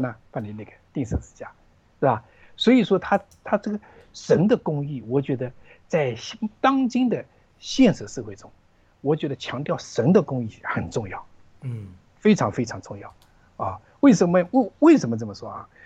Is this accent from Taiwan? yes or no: no; Zhejiang, China; moved away; 我老家是浙江的一个老家，一个小， 小镇啊，小镇上啊，江南的一个小镇上